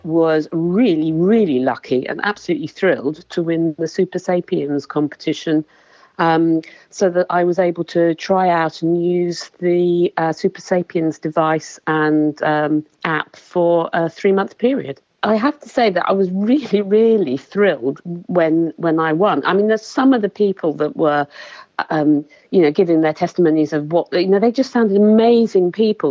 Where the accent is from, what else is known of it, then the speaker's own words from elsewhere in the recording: Woking, South East England, United Kingdom; I'm from Woking in Surrey in England.